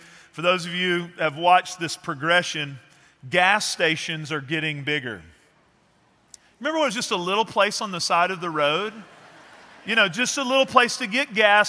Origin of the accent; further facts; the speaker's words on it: Texas, United States; our culture here in Texas